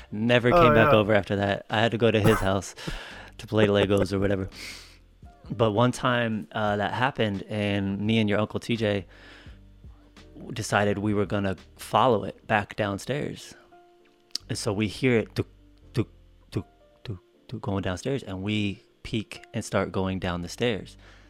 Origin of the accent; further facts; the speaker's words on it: Colorado, United States; So we grew up in Colorado most of the time, and that's where he got sick.